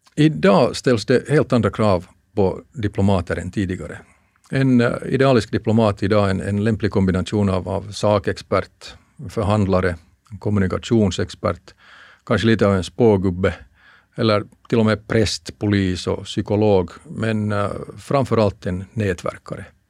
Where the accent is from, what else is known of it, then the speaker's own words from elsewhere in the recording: Finland; moved away as an adult; jag kommer från Finland